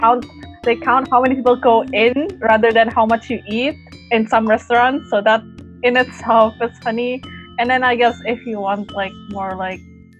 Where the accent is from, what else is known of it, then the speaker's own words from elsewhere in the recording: Bandung, West Java, Indonesia; Bandung is my hometown. I spent my childhood there.